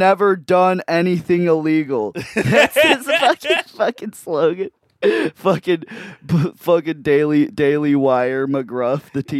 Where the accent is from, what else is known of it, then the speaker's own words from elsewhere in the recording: Antioch, United States; I grew up in Antioch, where it's literally just like nothing but white people there.